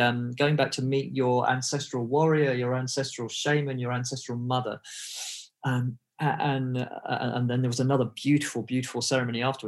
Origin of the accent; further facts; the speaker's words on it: England, United Kingdom; I grew up in England. I had an English education.